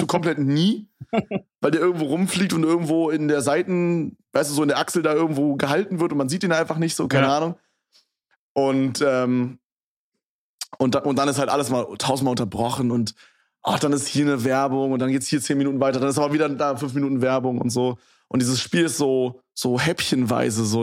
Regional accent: Berlin, Germany; in Köpenick bin ich halt aufgewachsen

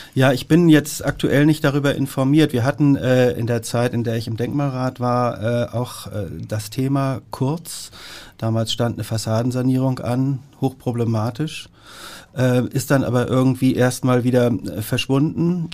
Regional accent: Hamburg, Germany; born or raised there

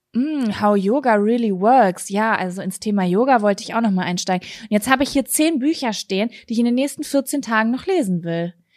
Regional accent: Germany; als Deutsche

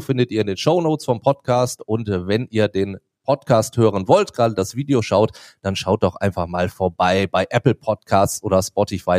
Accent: Duisburg, North Rhine-Westphalia, Germany; born or raised there

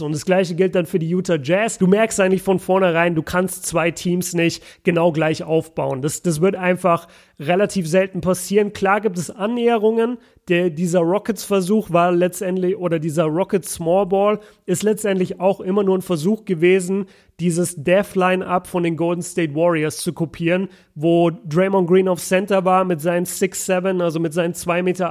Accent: Nuremberg, Bavaria, Germany; Grüße in meine, in meine Heimat

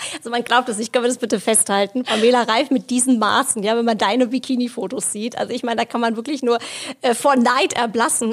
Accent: Hesse, Germany; für mich als Hessin

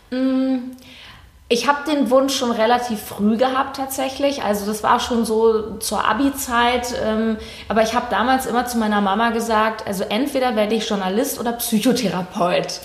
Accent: Berlin, Germany; ich äh, lebe in Berlin, bin auch Berlinerin

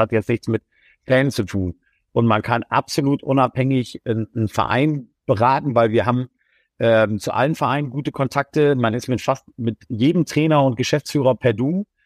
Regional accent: Bremen, Germany; born there; Also ähm, ähm, da als Bremer darf man nicht Hamburg-Sympathisant sein

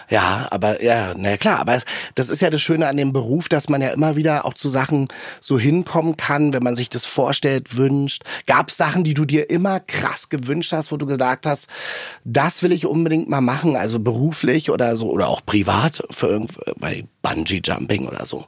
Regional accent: outskirts of Berlin, Germany; Ich komme nach Hause an den Stadtrand von Berlin zu meinen Eltern

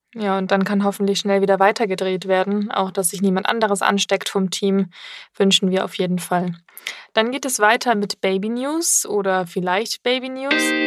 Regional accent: Germany; now in Munich, Germany; wir sind ja in München hier und ich komme ja eigentlich auch aus der Ecke von Bremen

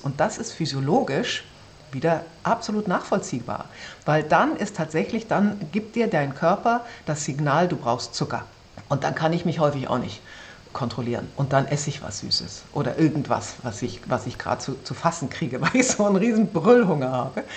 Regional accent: Braunschweig, Lower Saxony, Germany; also born or lived in Wolfsburg; Ich bin in Braunschweig aufgewachsen

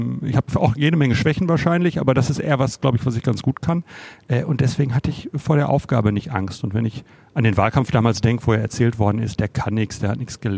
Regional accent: Bochum, North Rhine-Westphalia, Germany; Ich habe immer in Bochum gewohnt, ich komme total aus Bochum.

